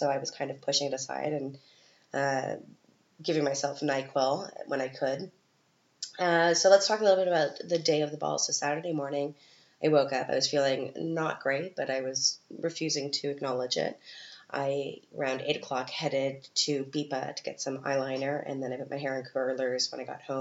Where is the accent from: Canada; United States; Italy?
Canada; moved away as an adult; now in Vienna, Austria; I'm from Canada